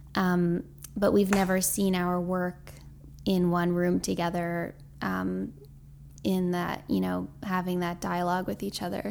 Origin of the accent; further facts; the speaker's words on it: New York City, New York, United States; also born or lived in Boston / Bushwick, Brooklyn; I grew up in Tribeca